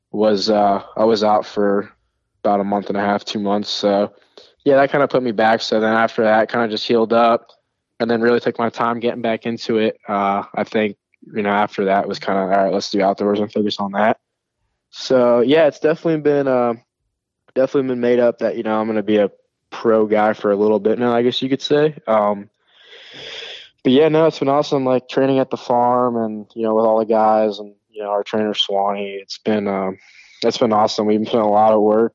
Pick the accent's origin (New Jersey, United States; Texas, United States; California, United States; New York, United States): New York, United States; I'm from New York. Like, we're Italian